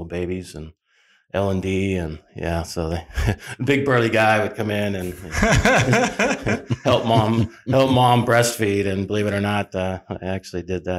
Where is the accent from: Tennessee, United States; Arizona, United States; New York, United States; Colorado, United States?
Arizona, United States; Phoenix; I'm a rarity these days in Arizona. I'm a native. I was born and raised here in Phoenix, Arizona. So this is not my destination or a destination. This is my home.